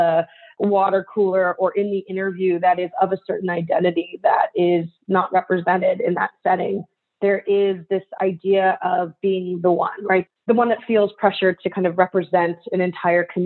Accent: United States; I'm Japanese American. I'm very Asian presenting in terms of how I look. But culturally, you know, I'm fourth generation

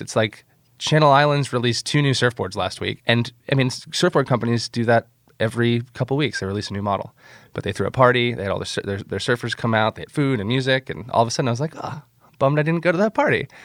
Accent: Nokomis, Florida, United States; moved away as an adult; also born or lived in Encinitas, California; I grew up on the Gulf Coast of Florida, uh, in a little town called Nokomis that's about an hour south of Tampa

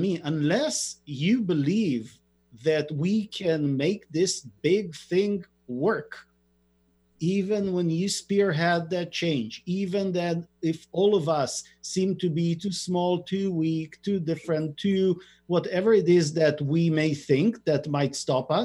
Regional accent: Israel; I'm born and raised in Israel

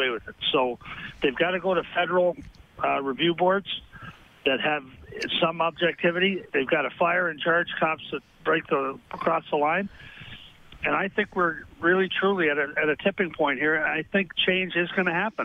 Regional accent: Minnesota, United States; also born or lived in Rhode Island; I was born in Rhode Island, but I grew up in Minnesota

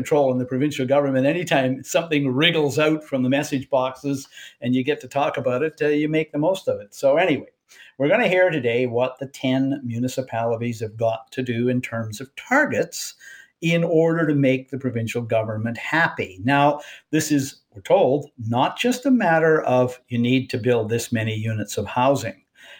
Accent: Canada; I spent 5 weeks in the United States, and when you go to the United States as a Canadian

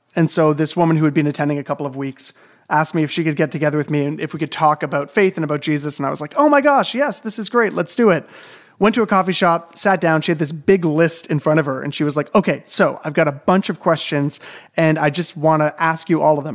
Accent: Southern Ontario, Canada; being raised in, like, a large city in Southern Ontario

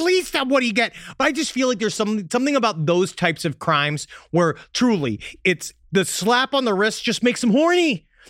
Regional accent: New York, United States; I know we're from New York.

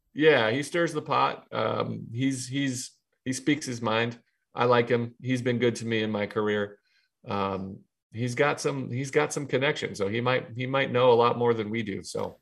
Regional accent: Ohio, United States; moved away as an adult; now in New York, United States; I'm from Ohio

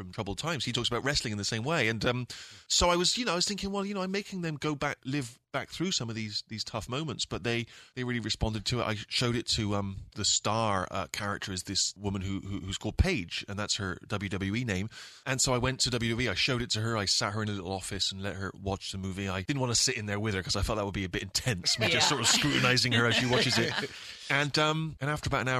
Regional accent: England, United Kingdom; growing up in England.

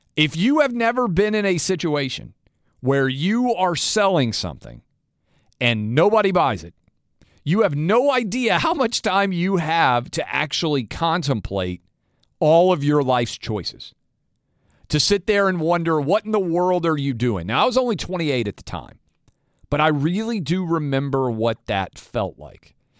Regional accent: Nashville, Tennessee, United States; Nashville, my hometown

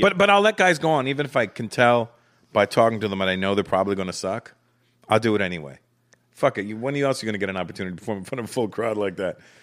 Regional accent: Canada; moved away as an adult; now in United States; growing up in Canada, although I grew up around the black community in Canada from the age of four

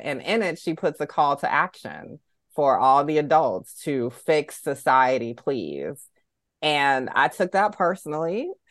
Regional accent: Augusta, Georgia, United States; growing up in the South in Augusta, Georgia

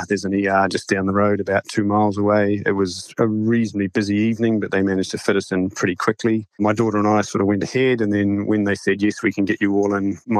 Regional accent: Dunedin, Otago, New Zealand; moved away as an adult; now in North Carolina, United States; I grew up in Dunedin, actually.

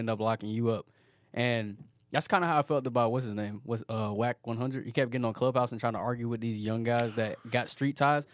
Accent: Petersburg, Virginia, United States; moved away; also born or lived in Atlanta, Georgia; I was born in Petersburg, Virginia, and grew up there.

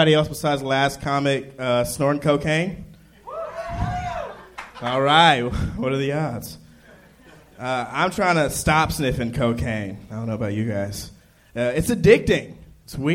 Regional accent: Marietta, Georgia, United States; Georgia, Marietta, Georgia

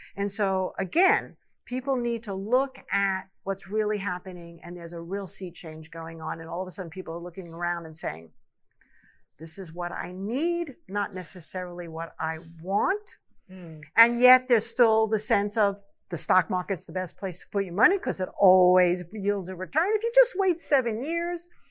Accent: New York, United States; I grew up in New York

